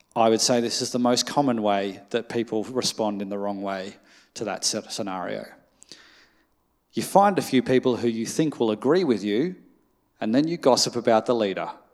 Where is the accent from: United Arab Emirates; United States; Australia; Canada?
Australia; as an Australian